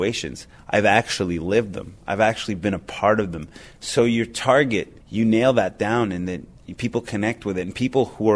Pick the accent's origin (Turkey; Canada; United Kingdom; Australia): Canada; Montreal, Quebec; I'm a big city Montrealer